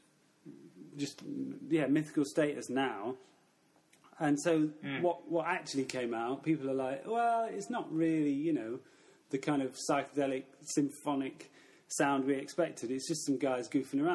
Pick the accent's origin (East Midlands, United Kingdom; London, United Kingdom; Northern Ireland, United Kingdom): East Midlands, United Kingdom; Mansfield; moved away as an adult; also born or lived in Nottingham; now in Barcelona, Spain; I grew up in Mansfield, a small town near Nottingham